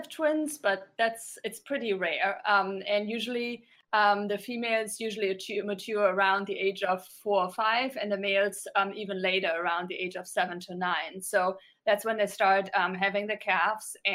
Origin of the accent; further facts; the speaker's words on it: Germany; moved away as an adult; also born or lived in New York; I grew up in Germany, but moved to New York a while ago, and went to school there and started working in TV